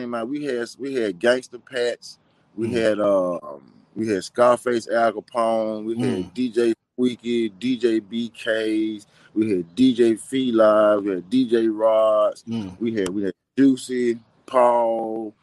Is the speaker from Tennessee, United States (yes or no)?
yes; Memphis, Tennessee, United States; Growing up in Memphis